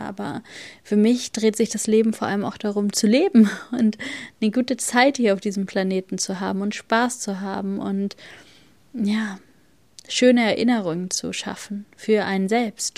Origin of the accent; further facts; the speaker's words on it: Bavaria, Germany; moved away; bei uns in Bayern